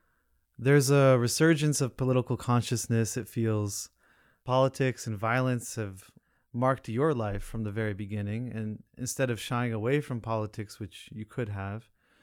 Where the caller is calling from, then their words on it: Berkeley, California, United States; You know, I'm calling from Berkeley, California.